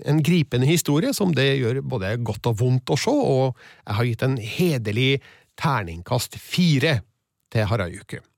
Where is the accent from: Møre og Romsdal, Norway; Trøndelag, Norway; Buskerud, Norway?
Trøndelag, Norway